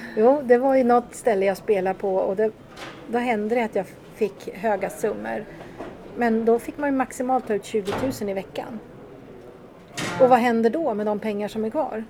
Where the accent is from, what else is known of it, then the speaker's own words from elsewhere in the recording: Katrineholm, Södermanland, Sweden; Katrineholm där jag kommer ifrån